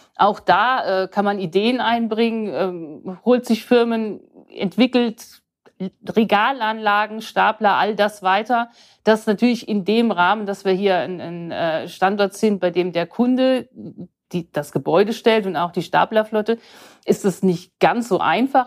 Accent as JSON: {"language": "German", "area": "Odenwald", "region": "Hesse", "country": "Germany", "said": "ich komme aus dem Odenwald"}